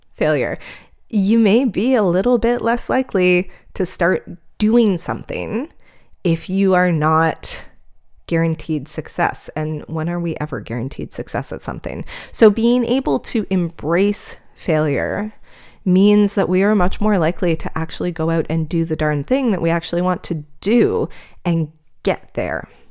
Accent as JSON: {"language": "English", "country": "Canada", "said": "I'm Canadian here"}